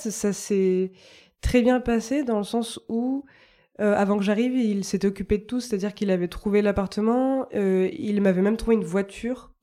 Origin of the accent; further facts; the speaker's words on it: Lot-et-Garonne, Nouvelle-Aquitaine, France; moved away as an adult; also born or lived in Toulouse / Réunion; Je viens du Lot-et-Garonne